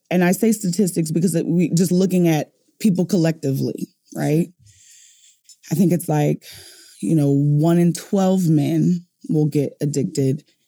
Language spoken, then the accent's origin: English; New Orleans, Louisiana, United States; moved away; I'm from New Orleans